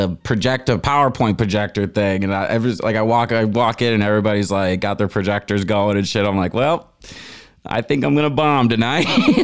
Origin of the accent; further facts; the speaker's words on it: Aurora, Illinois, United States; accent: Chicago; I'm from Aurora, Illinois